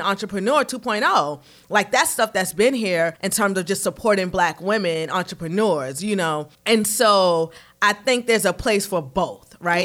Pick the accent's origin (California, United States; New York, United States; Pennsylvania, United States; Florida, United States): New York, United States; New York City; moved away as an adult; now in Charlotte, United States; I grew up in Harlem in the 80s and 90s